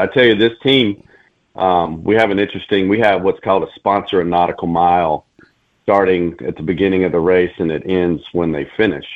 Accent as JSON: {"language": "English", "town": "Mobile", "region": "Alabama", "country": "United States", "tie": "born or raised there", "also_born_or_lived": "Colorado", "moved": "as an adult", "said": "I'm from Alabama, from Mobile, born and raised."}